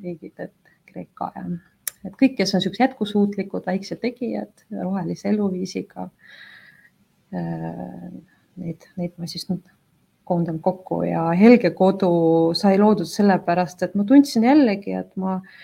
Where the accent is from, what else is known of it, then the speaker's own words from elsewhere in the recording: Yekaterinburg, Sverdlovsk Oblast, Russia; now in Tallinn, Estonia; ma olen tegelikult pärit väga suurest linnast nagu Ekaterinburg